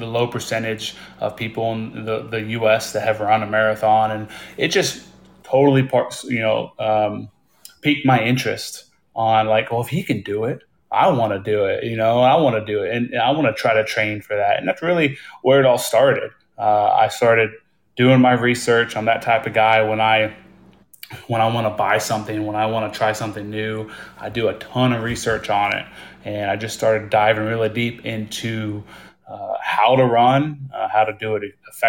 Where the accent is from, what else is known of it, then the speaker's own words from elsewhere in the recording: Midwest, United States; moved away as an adult; also born or lived in Hawaii; I grew up in the Midwest, and that's where I'm living right now.